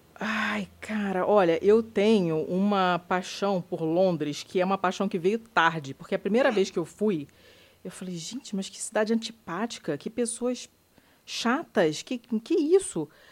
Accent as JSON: {"language": "Portuguese", "country": "Brazil"}